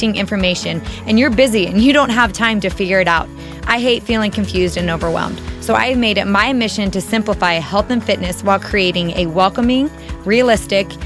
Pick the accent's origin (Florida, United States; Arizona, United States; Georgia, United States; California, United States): Arizona, United States; I am from Arizona and it is always really hot here pretty much.